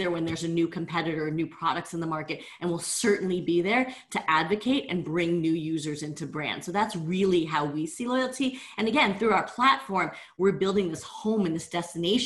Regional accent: New Jersey, United States; also born or lived in Vietnam; I was born in Vietnam, right at the end of the war, and no paperwork at all, left on a church doorstep. And my parents adopted me at about 18 months of age, moved to New Jersey

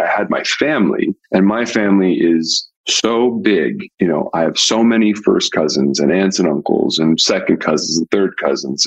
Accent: Pasadena, California, United States; I grew up in Pasadena, California

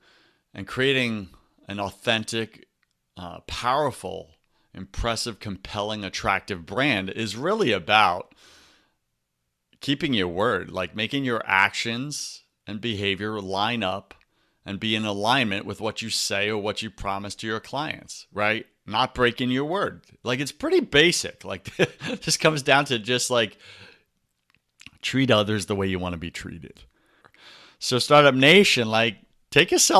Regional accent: New York, United States; now in Tampa, United States; I grew up in New York

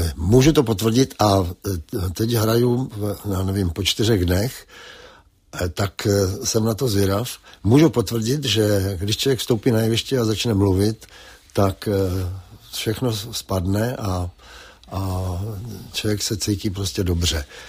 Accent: Třebíč, Vysočina Region, Czechia; moved away; Třebíč je nejkrásnější město světa

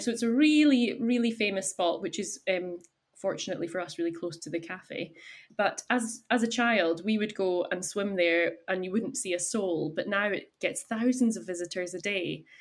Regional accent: Isle of Skye, Scotland, United Kingdom; I am born and bred on Skye, and I grew up in a hotel

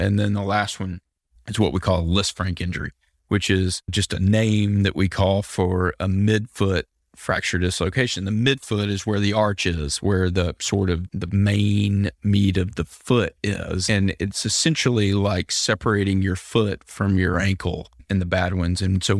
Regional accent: Mobile, Alabama, United States; now in Birmingham, United States; So yeah, I grew up in Mobile. I'm a water guy. I miss it.

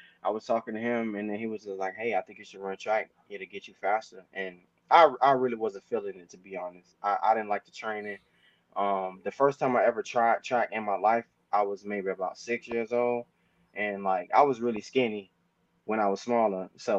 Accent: Kansas City, Missouri, United States; Obviously, me being a Miami boy growing up in Kansas City, the U is where I wanted to go

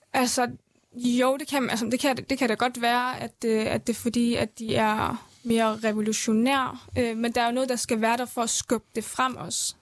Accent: Erbil, Kurdistan Region, Iraq; now in Denmark; Jeg er født i Erbil, Havlet, i øh, Irak-Kurdistan

